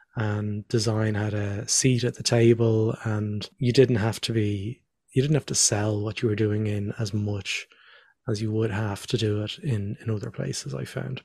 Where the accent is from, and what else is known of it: Dublin, Leinster, Ireland; born or raised there; moved away as an adult; also born or lived in Northern Ireland / Australia